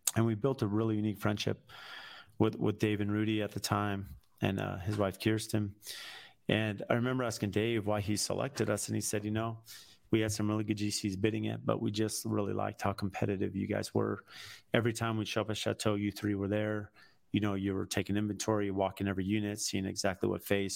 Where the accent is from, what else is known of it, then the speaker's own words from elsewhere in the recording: San Diego, California, United States; moved away as an adult; now in Phoenix, United States; I grew up in San Diego. Here I'm in Phoenix.